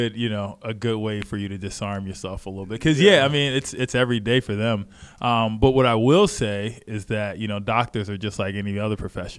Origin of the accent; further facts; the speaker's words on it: Philadelphia, Pennsylvania, United States; I'm from Philly.